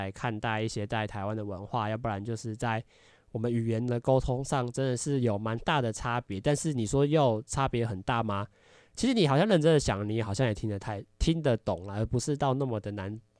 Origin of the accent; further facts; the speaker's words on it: Malaysia; 潮州话、福建话，就是我们说我们会的方言，我们都会加在里面，嗯、因为。马来西亚其实就是没有说一直用中文